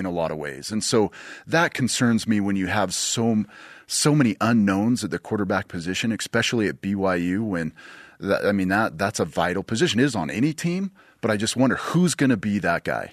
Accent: Bountiful, Utah, United States; growing up in Bountiful. We lived right in the mountains

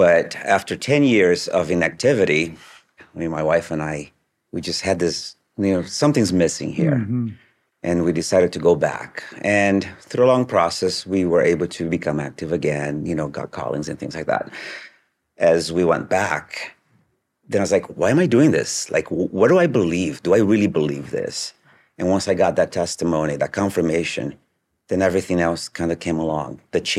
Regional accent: Brazil; now in United States; I was a convert from Brazil originally, moved to the U.S. and got baptized in Idaho.

